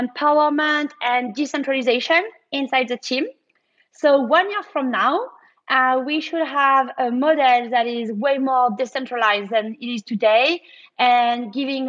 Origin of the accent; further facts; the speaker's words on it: France; when you are French